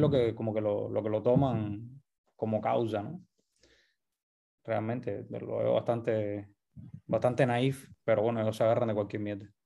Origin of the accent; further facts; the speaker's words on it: Cuba; o sea, uno como cubano se piensa que el mundo